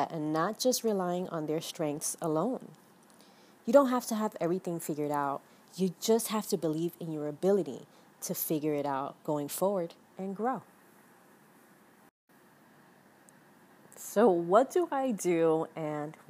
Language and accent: English; New York City, New York, United States; now in Miami, United States; I was born and raised in the Bronx, and I'm currently based on a small beachside town here in Miami